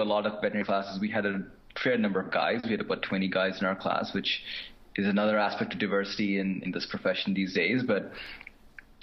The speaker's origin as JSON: {"language": "English", "country": "India", "tie": "born or raised there", "also_born_or_lived": "Asia", "moved": "yes", "lives_now": "Canada", "said": "growing up in India and other parts of Asia"}